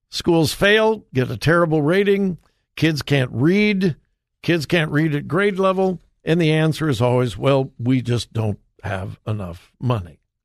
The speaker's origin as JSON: {"language": "English", "country": "United States", "said": "I, as an American"}